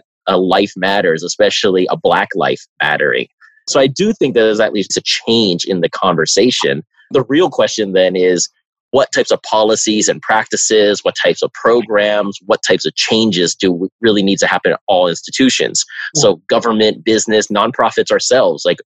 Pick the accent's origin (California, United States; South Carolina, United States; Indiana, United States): California, United States; Bay Area; I'm from the Bay Area